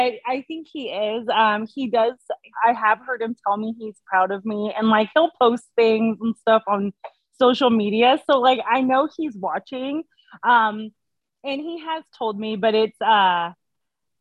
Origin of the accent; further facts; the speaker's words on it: Petaluma, California, United States; I grew up in Petaluma, California